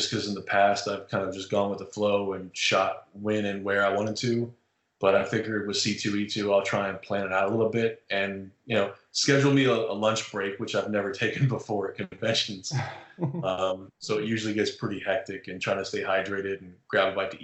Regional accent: Central Florida, United States; moved away as an adult; also born or lived in Fort Carson, Colorado; now in Nashville, United States; I grew up in Central Florida

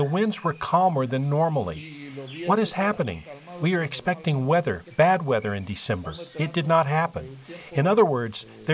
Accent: Guna Yala, Panama; I am Kuna from Panama. I live in the Uzdub community, which is part of the Kuna Yala community

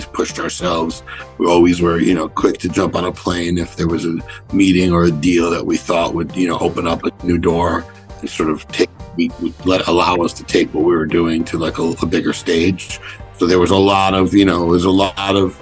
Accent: New York City, New York, United States; also born or lived in Brooklyn / Miami; first in Brooklyn, then I moved to Manhattan in elementary school and grew up in I really grew up in Greenwich Village

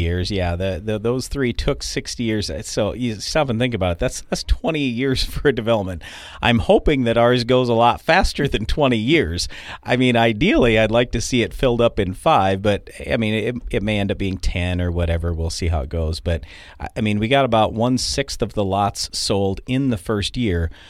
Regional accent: Baltic, South Dakota, United States; I grew up in Baltic or right outside of Baltic and spent so much time there

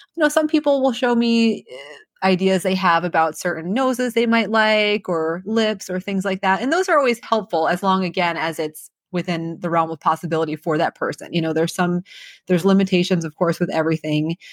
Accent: New Jersey, United States; moved away as an adult; also born or lived in New York / Birmingham, Alabama; now in Nashville, United States; I'm from New Jersey, so um, I wanted to be there for my my residency training close to home.

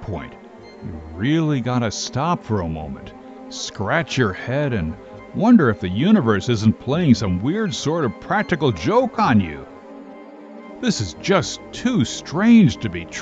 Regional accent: Linden, New Jersey, United States; my hometown of Linden, New Jersey

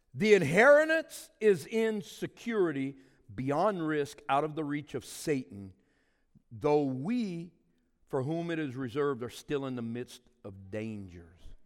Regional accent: Cajun, Louisiana, United States; I'm a Cajun

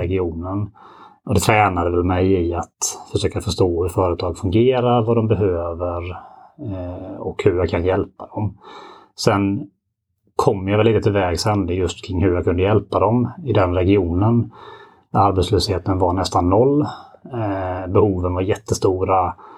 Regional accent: Ljungby, Kronoberg County, Sweden; accent: Småland; moved away as an adult; now in Gothenburg, Sweden; Södra Småland, Ljungby närmare bestämt, där jag är född och uppvuxen

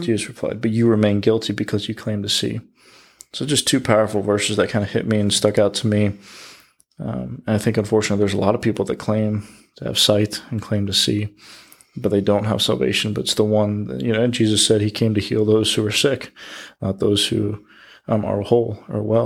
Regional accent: United States; As the American Christian, we try to fit everything that happens here in America into the Bible

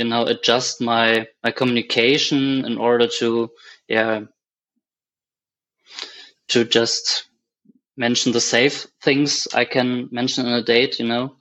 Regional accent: Germany; I'm from Germany.

